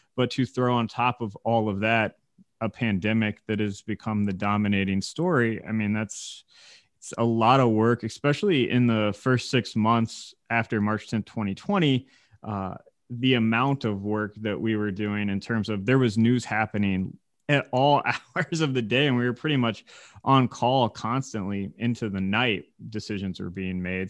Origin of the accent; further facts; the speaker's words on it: Indiana, United States; moved away as an adult; now in Michigan, United States; I was from Indiana